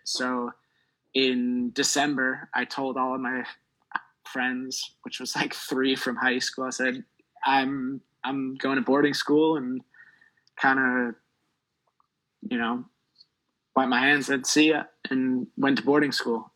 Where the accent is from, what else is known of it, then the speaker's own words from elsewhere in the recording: Milwaukee, Wisconsin, United States; I'm from Milwaukee, Wisconsin